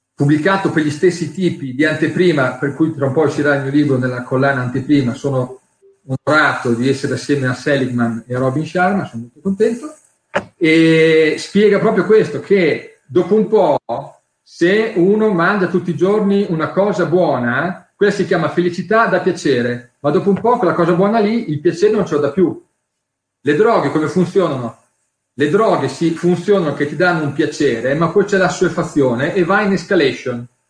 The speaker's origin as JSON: {"language": "Italian", "region": "Emilia-Romagna", "country": "Italy", "said": "io sono romagnolo"}